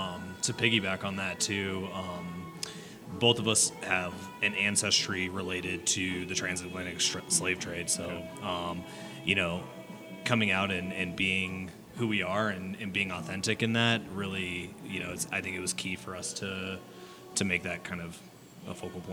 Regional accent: Denver, Colorado, United States; I grew up in Denver

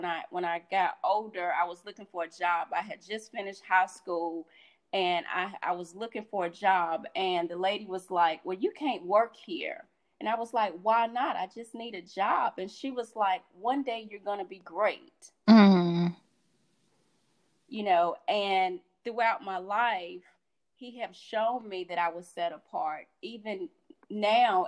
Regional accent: Sanford, North Carolina, United States; moved away; in my hometown. I'm from Sanford, North Carolina

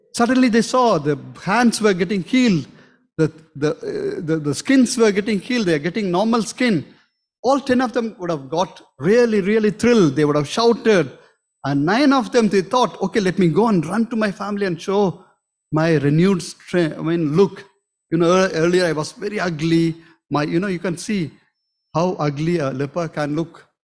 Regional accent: South India, India; moved away; we are from South

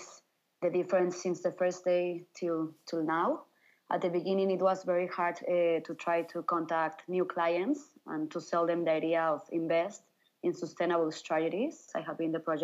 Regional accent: Mexico City, Mexico; I am from Mexico City

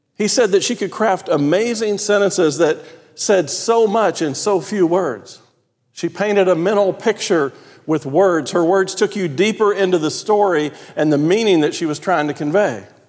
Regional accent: Texas, United States; accent: Texan; I grew up in a place where, in my language, none of those things mattered.

